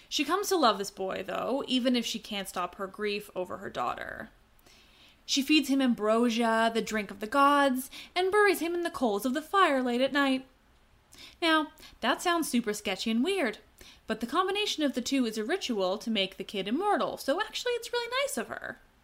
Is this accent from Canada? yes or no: yes; Canada; I'm Canadian